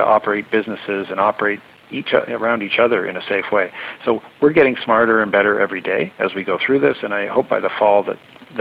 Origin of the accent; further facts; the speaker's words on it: Durham, Ontario, Canada; I'm from Durham